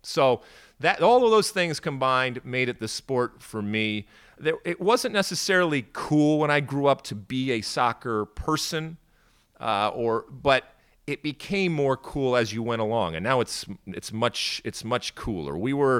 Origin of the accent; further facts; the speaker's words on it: Detroit, Michigan, United States; also born or lived in Athens, Greece; I grew up in the suburbs of Detroit, and I grew up also in Athens, Greece, so kind of going back and forth when I was really young.